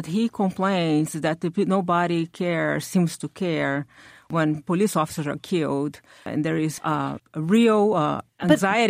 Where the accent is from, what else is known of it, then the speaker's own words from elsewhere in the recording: Rio de Janeiro, Brazil; moved away; I'm originally from Rio. My home state is like the ground zero of corruption in Brazil.